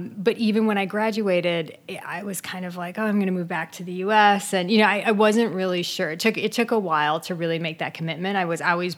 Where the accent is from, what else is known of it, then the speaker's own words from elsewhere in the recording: Midwest, United States; was born and raised in the Midwest in a very kind of traditional home